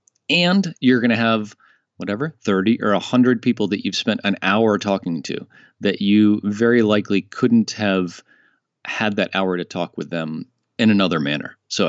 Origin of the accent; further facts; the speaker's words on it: United States; moved away as an adult; now in France; Dave lives in Colorado and I live in France now. I'm American, but I've been living in France for the last 2 years.